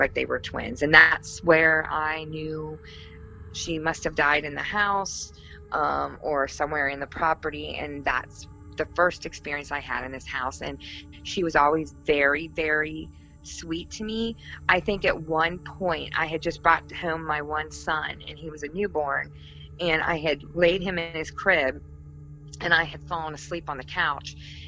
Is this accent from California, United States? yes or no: no; Ohio, United States; I'm from Ohio